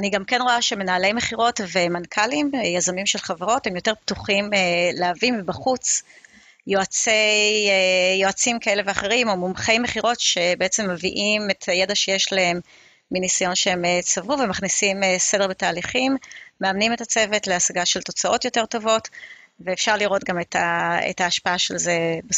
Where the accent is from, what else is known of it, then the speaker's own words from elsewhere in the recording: Israel; also born or lived in Beersheba / Safed / Ramat HaSharon / Ra'anana; now in Kfar Saba, Israel; גדלתי בבאר שבע, כפר סבא, צפת, אה, רמת השרון, רעננה, נדדתי קצת בארץ הרבה. אה, כרגע אני גרה בכפר סבא